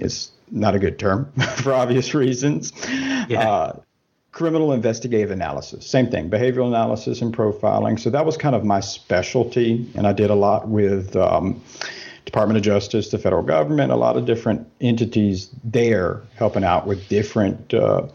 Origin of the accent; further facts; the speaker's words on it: southern United States, United States; moved away as an adult; now in Germany; I am from the States. I grew up, spent my whole life in the southern United States